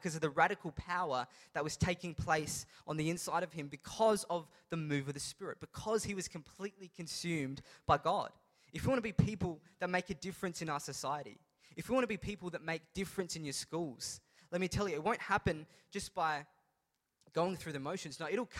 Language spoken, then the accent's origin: English; India; And it's not just because I'm Indian, because it's very stereotypical of Indians to become doctors.